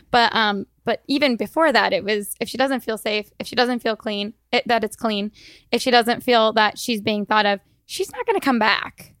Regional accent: Iowa, United States; moved away as an adult; also born or lived in Boston / Chandler, Arizona; now in Arizona, United States; I am from Iowa and we, I grew up, my parents, um, my mom owned a grocery store

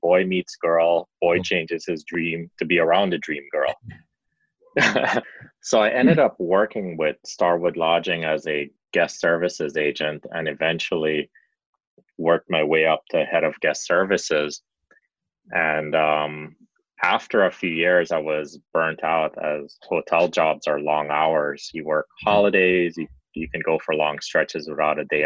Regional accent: Belize; also born or lived in Chicago, United States / Miami, United States; now in United Kingdom; I grew up in Belize, a very small country

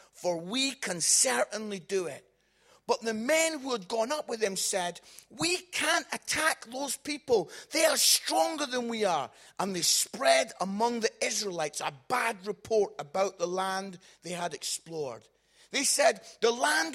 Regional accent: Scotland, United Kingdom; I'm Scottish

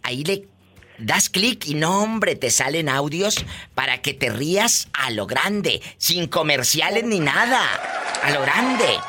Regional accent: Matamoros, Tamaulipas, Mexico; Yo soy de Matamoros

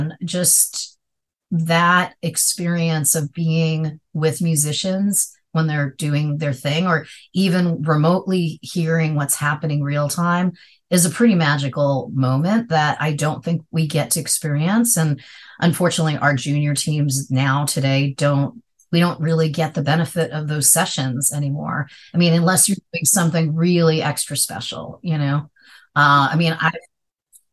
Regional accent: Long Island, New York, United States; I grew up in Long Island, so a suburb of New York

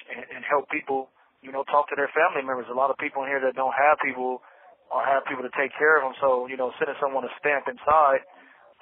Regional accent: Bakersfield, California, United States; also born or lived in Los Angeles; now in Soledad, United States; We ended up moving to Bakersfield, you know, like 88, 89, and we went out there, and that's where I would start living, in Bakersfield

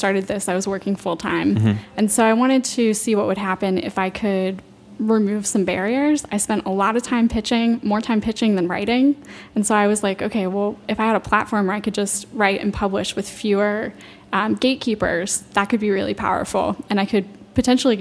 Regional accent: Loudoun County, Virginia, United States; I'm from Loudoun County, so if you drive about 45 minutes west of here, you will be suddenly in Rolling Hills Farms, just rural area as far as you can see, and that's where I'm from

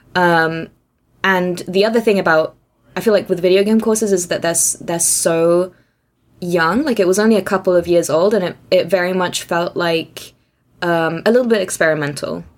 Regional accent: Austria; English is a second language; moved away as an adult; also born or lived in Hungary / Aberdeen / Oxford; I grew up in Austria. Um, my family is Hungarian, but moved to Austria when I was young

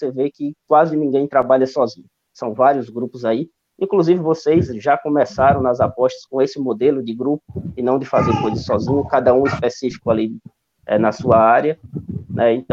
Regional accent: Fortaleza, Ceará, Brazil; also born or lived in Paraíba; now in Barbalha, Brazil; sou nordestino, né? Sou natural de Fortaleza e moro em Barbalho, já morei é, em várias cidades do interior do Ceará, Jamorim na Paraíba também.

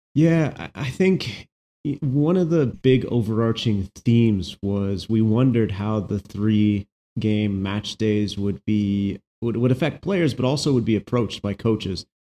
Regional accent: United States; moved away as an adult; also born or lived in Mexico; I'm an American who lived in Mexico

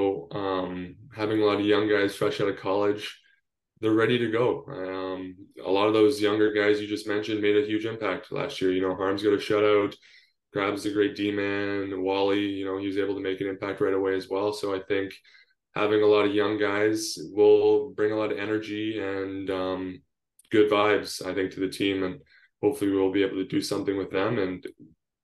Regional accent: Northern Ontario, Canada; also born or lived in San Diego, California; I'm Canadian, born and raised in Northern Ontario

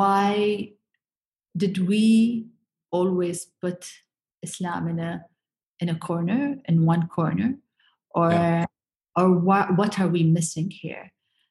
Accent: Abu Dhabi, United Arab Emirates; my hometown in Abu Dhabi

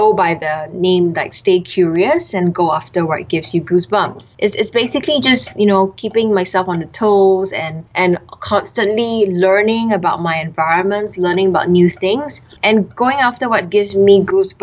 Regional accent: Singapore; also born or lived in Melbourne, Australia; I grew up in Singapore all my life, went to local schools

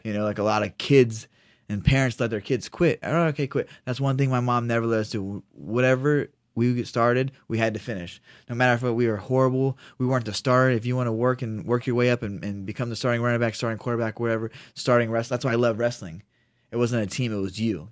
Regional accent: Ohio, United States; moved away as an adult; now in Sacramento, United States; I'm from Ohio, I'm, you know, Midwest

